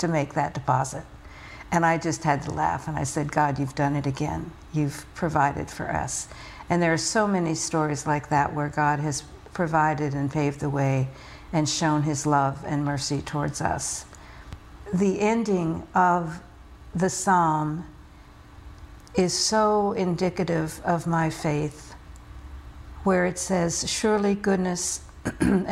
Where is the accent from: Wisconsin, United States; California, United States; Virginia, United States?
Virginia, United States; rural; also born or lived in New York City, New York, United States; my family made a move to rural Virginia when I was in second grade